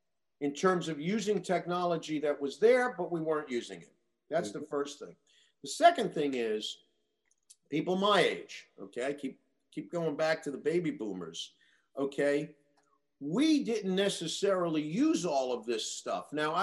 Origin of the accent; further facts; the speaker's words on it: Queens, New York, United States; I grew up in Queens. I know it really.